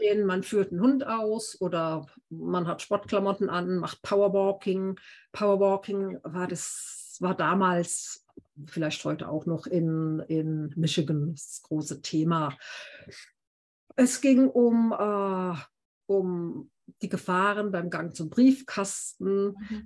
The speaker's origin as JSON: {"language": "German", "town": "Heidelberg", "region": "Baden-Württemberg", "country": "Germany", "tie": "born or raised there", "said": "ich lebe in Heidelberg, meiner Heimatstadt"}